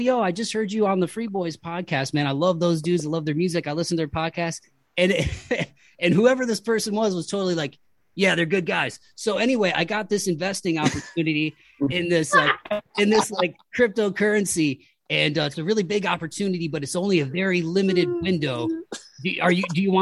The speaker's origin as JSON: {"language": "English", "town": "Toledo", "region": "Ohio", "country": "United States", "tie": "born or raised there", "said": "growing up in like Toledo, Ohio, and like being middle class"}